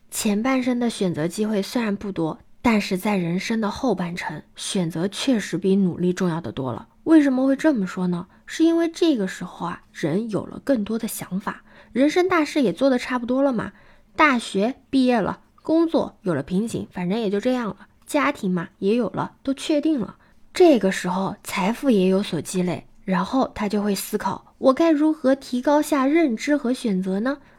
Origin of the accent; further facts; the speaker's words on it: China; 因为我们中国人相比较而言已经是一个很努力、很勤奋的民族了